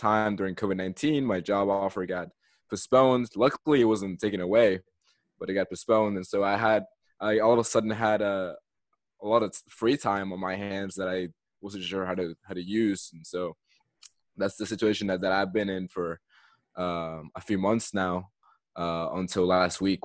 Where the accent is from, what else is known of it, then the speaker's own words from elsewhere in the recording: Katy, Texas, United States; also born or lived in Caracas, Venezuela; Immigrated to the U.S. and grew up in Texas, in the same city, Katy.